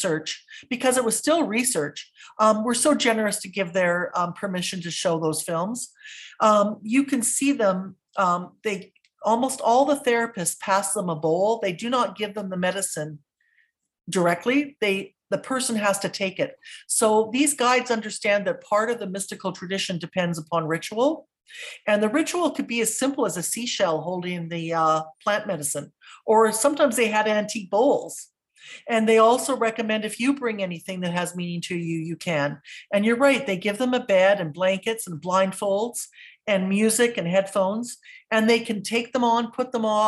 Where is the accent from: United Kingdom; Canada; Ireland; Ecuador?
Canada; West Coast, British Columbia; I grew up on the West Coast